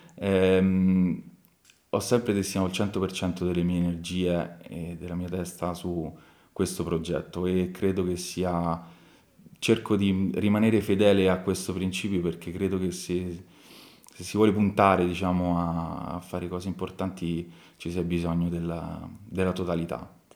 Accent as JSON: {"language": "Italian", "town": "Tarquinia", "region": "Lazio", "country": "Italy", "tie": "born or raised there", "said": "io ovviamente ci sono nato a Tarquinio, quindi comunque sono le mie radici, sono, sono nato e cresciuto qua"}